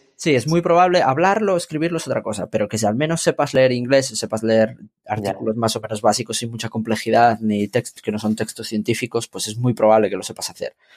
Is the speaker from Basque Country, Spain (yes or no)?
no; Santiago de Compostela, Galicia, Spain; moved away as an adult; now in Madrid, Spain; yo estudié o sea, yo estudié, bueno, me crié en Santiago de Compostela